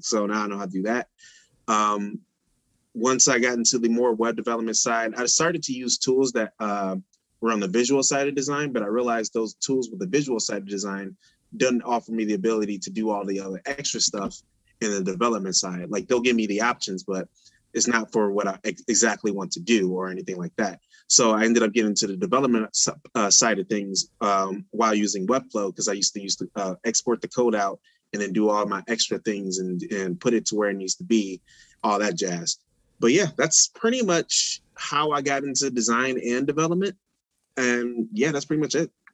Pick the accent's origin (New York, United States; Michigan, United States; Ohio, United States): Michigan, United States; Detroit; moved away as an adult; also born or lived in Pontiac, Michigan; now in Iowa, United States; I'm from Detroit, and I moved to the Pontiac when I was uh, 16